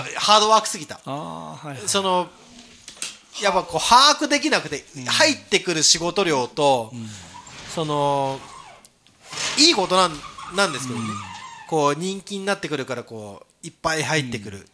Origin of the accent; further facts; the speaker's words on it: Kagoshima, Japan; also born or lived in Tokyo; now in Toyooka, Japan; 僕は東京から鹿児島の地元に帰った